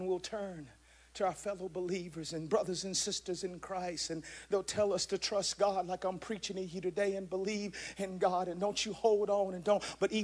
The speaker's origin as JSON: {"language": "English", "region": "Georgia", "country": "United States", "moved": "yes", "said": "I'm originally from Georgia"}